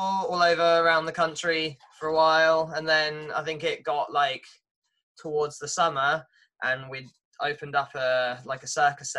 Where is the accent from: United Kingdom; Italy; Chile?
United Kingdom; Watford, East of England; moved away as an adult; now in Norwich, United Kingdom; I'm from Watford